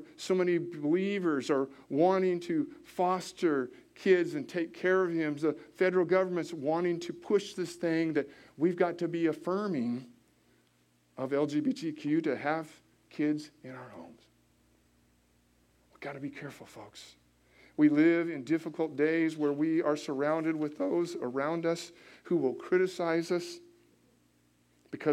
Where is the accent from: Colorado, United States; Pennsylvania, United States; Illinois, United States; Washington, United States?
Washington, United States; now in Indianapolis, United States; I had a friend growing up in Washington State.